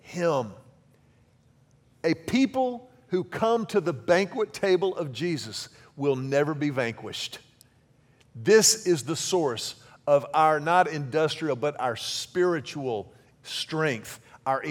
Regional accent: Houston, Texas, United States; I grew up in Houston

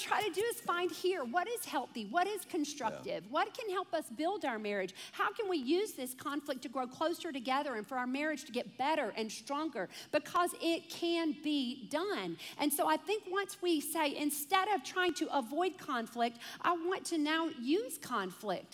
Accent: Deep South, United States; I came from a family that was like, you know, we're from the Deep South

